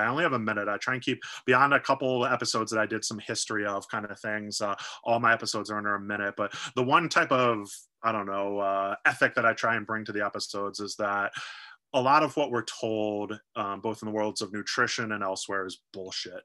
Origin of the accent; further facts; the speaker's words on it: United States; I'm an American sitting here in the United